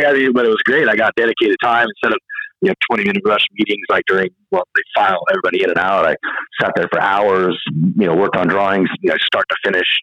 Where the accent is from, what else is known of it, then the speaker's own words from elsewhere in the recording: a little bit north of Sacramento, California, United States; The guy I grew up with in my hometown, a little bit north of Sacramento